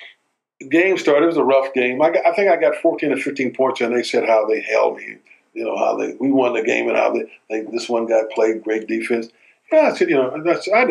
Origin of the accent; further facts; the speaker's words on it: Tennessee, United States; moved away; also born or lived in Indianapolis, Indiana; here I am from Tennessee